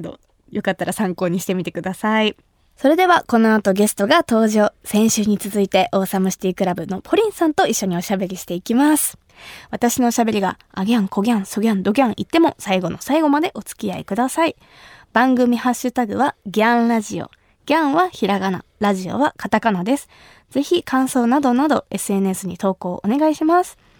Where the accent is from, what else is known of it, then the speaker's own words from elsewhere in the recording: Kumamoto, Japan; 私の地元熊本